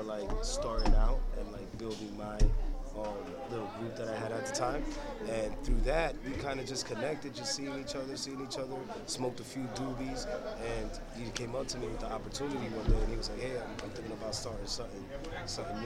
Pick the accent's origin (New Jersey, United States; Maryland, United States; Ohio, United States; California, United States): New Jersey, United States; Guttenberg; also born or lived in Dominican Republic; I was raised in Hudson County in a little small town called Guttenberg, surrounded by North Bergen